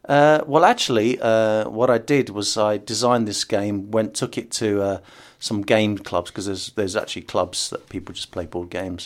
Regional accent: United Kingdom; first language English; I was born in the U K

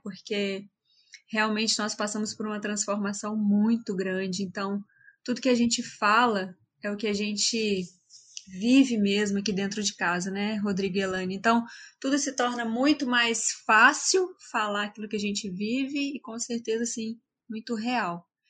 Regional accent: Resplendor, Minas Gerais, Brazil; moved away as an adult; sou lá de Resplendor, Minas Gerais. Só que eu saí de Resplendor já faz bastante tempo. Eu saí quando eu tinha 18 anos de idade

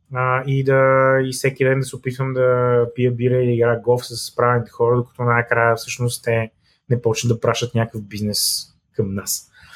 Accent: Bulgaria; also born or lived in Sofia; като българи

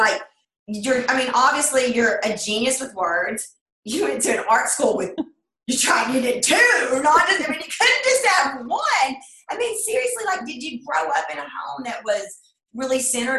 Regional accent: Sweetwater, United States; I grew up in Sweetwater

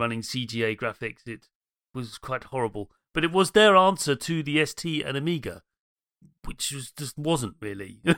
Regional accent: London, United Kingdom; I'm from Dem Londons

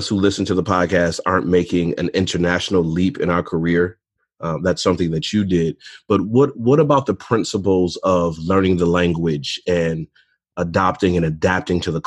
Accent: close to Detroit, Michigan, United States; I'm from Michigan, close to Detroit

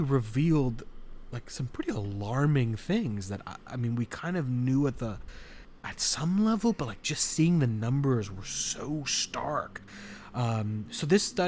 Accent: Alexandria, Virginia, United States; I'm from Virginia

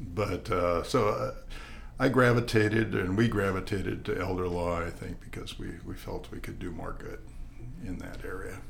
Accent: La Crosse, Wisconsin, United States; now in Tucson, United States; I was born in 1950 in La Crosse, Wisconsin

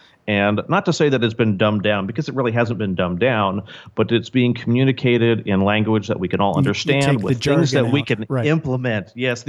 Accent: Irvine, California, United States; also born or lived in Tustin, California; I grew up here in Southern California. I'm one of the few actual natives. I've lived within probably a 10-mile radius for my entire life.

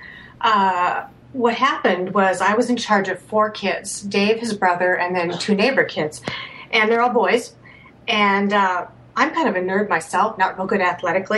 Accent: Hopkins, Minnesota, United States; I grew up in Hopkins, Minnesota.

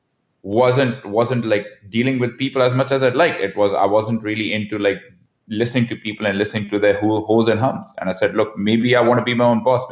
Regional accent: India; moved away as an adult; also born or lived in Mumbai / Vancouver; now in Canada; growing up in India

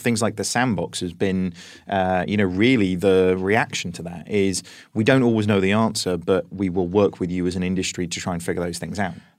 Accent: United Kingdom; as British people

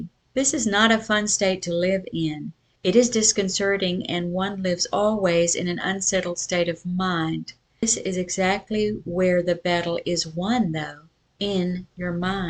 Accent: Sioux Falls, South Dakota, United States; born there; also born or lived in Natchitoches, Louisiana; I was born in Sioux Falls, South Dakota, which was already a distance from the culture that my folks were of in Natchitoches, Louisiana.

